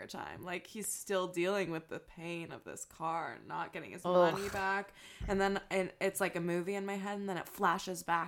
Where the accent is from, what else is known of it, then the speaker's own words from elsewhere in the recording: Upper Peninsula, Michigan, United States; moved away; Middle of nowhere, Michigan, the Upper Peninsula